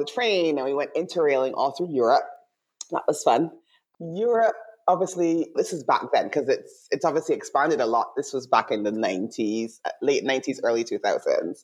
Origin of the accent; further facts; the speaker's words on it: Christ Church, Barbados; moved away as an adult; also born or lived in Curaçao / Canada / Bristol, United Kingdom; My hometown is Christchurch in Barbados. I was born in Curacao.